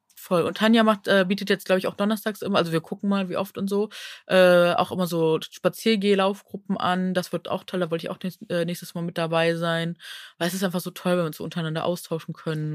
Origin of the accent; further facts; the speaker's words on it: Neuss, North Rhine-Westphalia, Germany; moved away; aus meiner Heimat, also Neuss